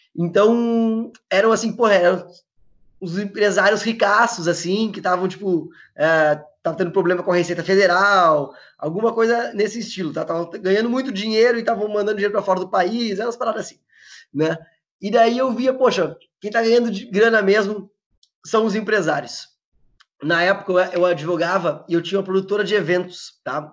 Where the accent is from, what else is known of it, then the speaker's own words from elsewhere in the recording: Porto Alegre, Rio Grande do Sul, Brazil; eu sou eu sou daqui de Porto Alegre, do Rio Grande do Sul